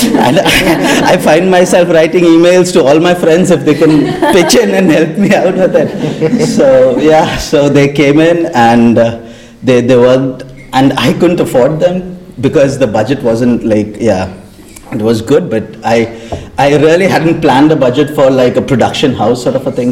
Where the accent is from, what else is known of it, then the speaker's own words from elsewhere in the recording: India; I'm from India